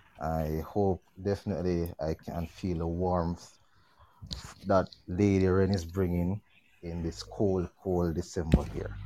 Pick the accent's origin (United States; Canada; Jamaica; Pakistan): Jamaica; Red Hills; I am from Red Hills.